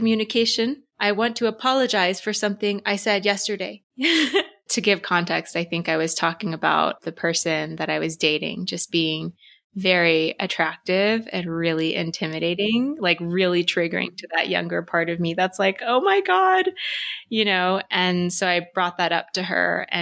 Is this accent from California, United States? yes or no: no; Texas, United States; growing up in Texas, it's so white